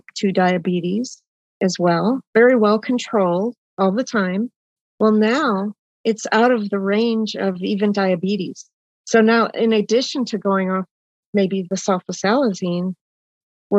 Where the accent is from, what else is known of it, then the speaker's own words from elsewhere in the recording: Oshkosh, Wisconsin, United States; Well, and I grew up in Wisconsin. I was born in Oshkosh, Wisconsin